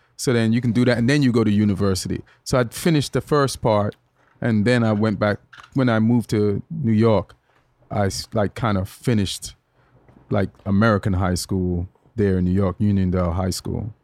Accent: Jamaica; moved away as an adult; also born or lived in England; now in United States; when I was growing up in Jamaica

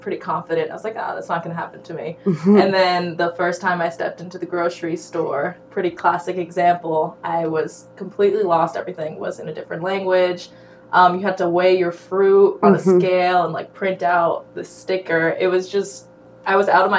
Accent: United States; also born or lived in Croatia (ancestry); I'm also Croatian. So when I'd introduce myself as American

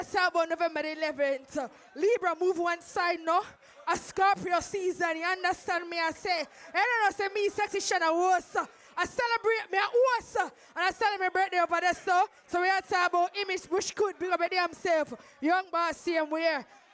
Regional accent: Jamaica; We're all Jamaican in here.

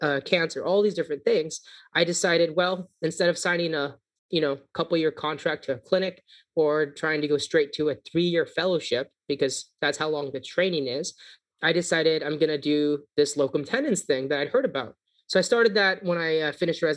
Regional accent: California, United States; moved away as an adult; also born or lived in New Orleans, Louisiana; I grew up in California

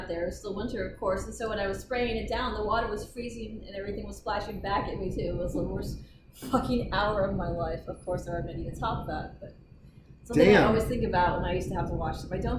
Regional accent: Detroit, Michigan, United States

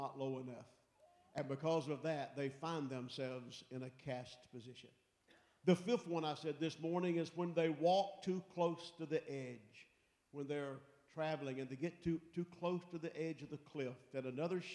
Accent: Pickens, South Carolina, United States; growing up in South Carolina over in Pickens

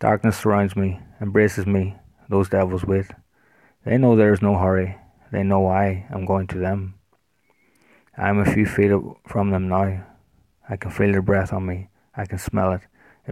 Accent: Ireland; I am an author from Ireland

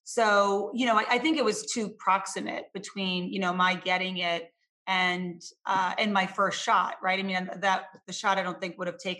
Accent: Lowell, Massachusetts, United States; I was born and raised in Lowell

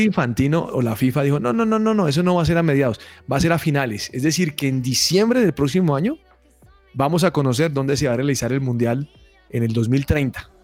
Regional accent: Colombia; nos distingue como colombianos

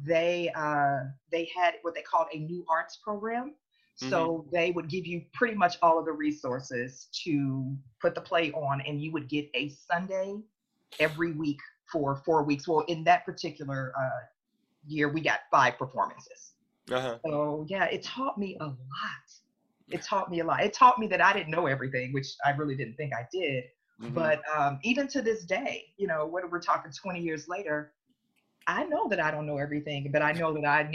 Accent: Oakland, California, United States; also born or lived in Cincinnati, Ohio; So I was born in Cincinnati, Ohio, raised in Oakland.

